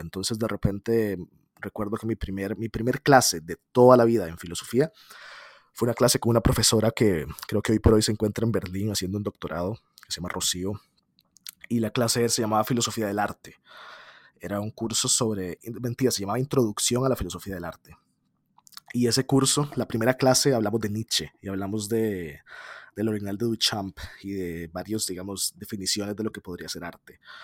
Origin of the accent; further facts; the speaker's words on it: San José, Costa Rica; yo soy de San José, Costa Rica